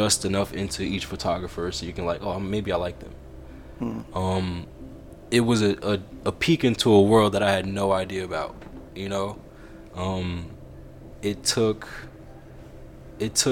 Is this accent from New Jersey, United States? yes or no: yes; Paterson, New Jersey, United States; I'm from Paterson. You know, like this is my environment.